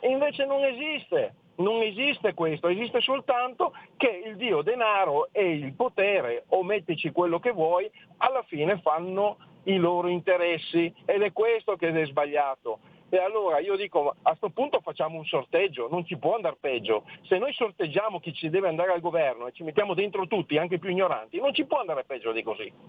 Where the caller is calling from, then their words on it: Friuli-Venezia Giulia, Italy; chiamo dal Friuli.